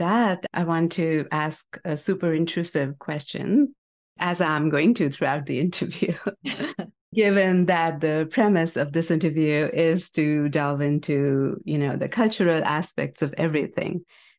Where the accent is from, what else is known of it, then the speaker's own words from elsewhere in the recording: Chandigarh, India; now in United States; You and I grew up in Chandigarh together.